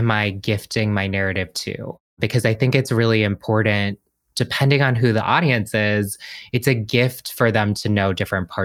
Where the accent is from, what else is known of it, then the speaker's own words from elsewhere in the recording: Washington, District of Columbia, United States; I'm from DC. I grew up in DC.